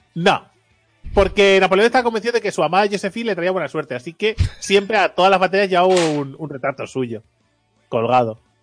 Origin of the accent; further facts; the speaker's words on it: Catalonia, Spain; yo soy catalán